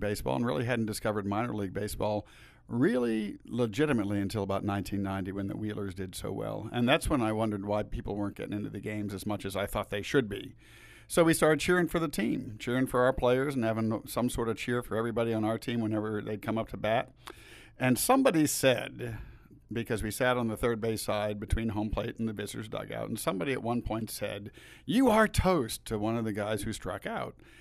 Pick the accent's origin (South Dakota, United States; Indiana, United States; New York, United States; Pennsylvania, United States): Pennsylvania, United States; outside of Pittsburgh; moved away; I grew up outside of Pittsburgh and went to Pirate games as a youngster